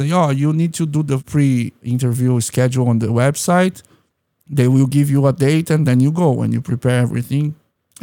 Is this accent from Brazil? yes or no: yes; São Paulo, Brazil; moved away; I was growing up in Jardim Guarani